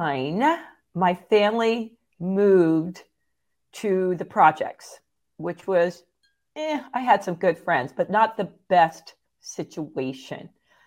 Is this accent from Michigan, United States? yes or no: no; Phillipsburg, New Jersey, United States; also born or lived in Easton, Pennsylvania; I thought I was born where I grew up in Phillipsburg, New Jersey in the United States. But they were like, no, you got that question wrong on a security thing. So I found out I was born just across the bridge in Easton, Pennsylvania.